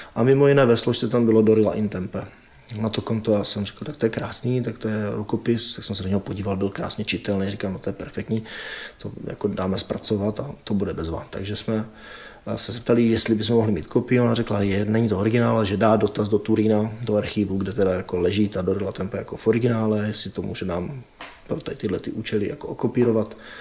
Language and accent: Czech; Czechia; my Češi